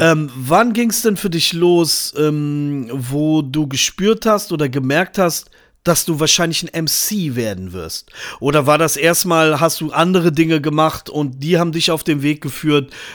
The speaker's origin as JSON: {"language": "German", "town": "Braunschweig", "region": "Lower Saxony", "country": "Germany", "tie": "born or raised there", "said": "in Niedersachsen, da wo ich aufgewachsen bin"}